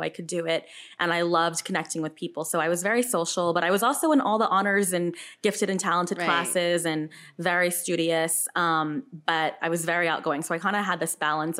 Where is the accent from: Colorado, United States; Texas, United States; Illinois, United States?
Texas, United States; Houston; moved away as an adult; also born or lived in California; now in New York City, United States; growing up in Houston